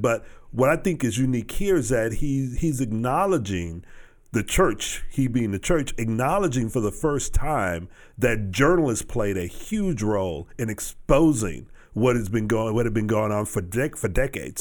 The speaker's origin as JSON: {"language": "English", "region": "Texas", "country": "United States", "tie": "born or raised there", "said": "my hometown and through that area where when I was growing up"}